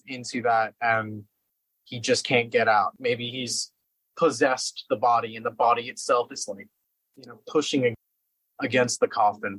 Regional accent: Los Angeles, California, United States; I'm from LA, you know, I'm from Venice Beach

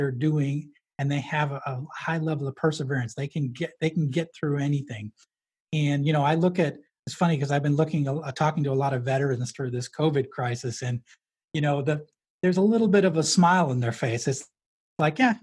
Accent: New Hampshire, United States; I grew up in New Hampshire.

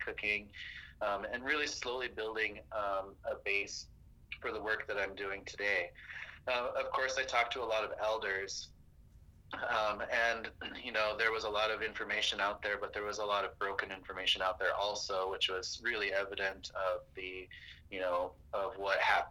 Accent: Pine Ridge Reservation, South Dakota, United States; growing up on Pine Ridge Reservation, I was born in 1974

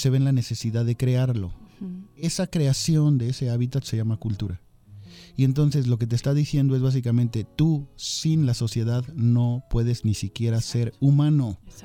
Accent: Mexico; Así somos los mexicanos

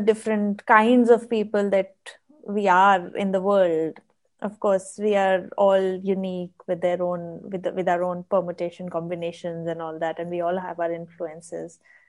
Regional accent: Noida, Delhi, India; moved away as an adult; now in Dubai, United Arab Emirates; I've always lived in Delhi, Noida to be precise, right, which is a satellite town of Delhi.

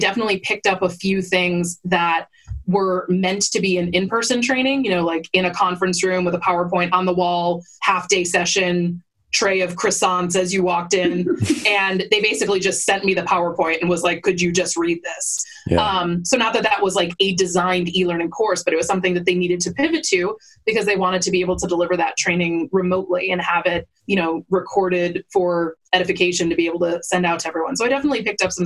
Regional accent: Buffalo, New York, United States; I moved back to my hometown of Buffalo, New York, Western New York

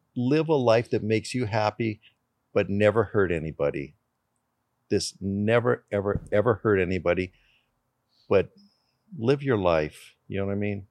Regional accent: Canada; born in Canada

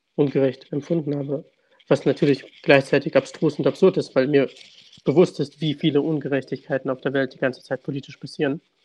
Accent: Kharkiv, Kharkiv Oblast, Ukraine; now in Germany; ich wurde in Kharkiv geboren, äh, meine Eltern wurden beide in Kharkiv auch geboren

